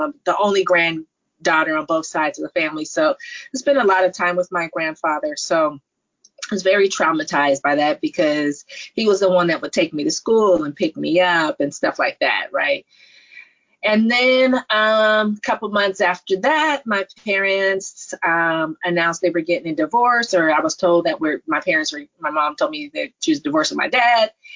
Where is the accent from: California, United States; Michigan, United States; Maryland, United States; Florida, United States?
California, United States; Stanford; being born, raised in the Silicon Valley, born in Stanford